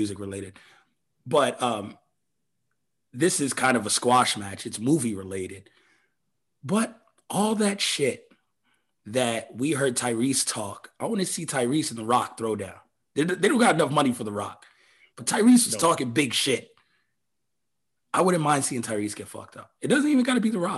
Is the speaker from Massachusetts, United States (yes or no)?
no; New York, United States; I grew up in New York during this time